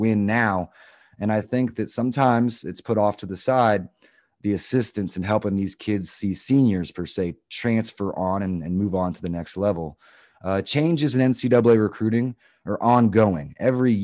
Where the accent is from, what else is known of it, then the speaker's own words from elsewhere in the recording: Florida, United States; I grew up in Florida as well.